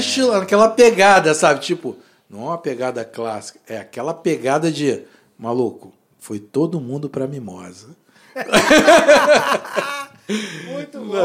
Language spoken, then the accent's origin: Portuguese; Rio de Janeiro, Brazil; a gente é da Zona Oeste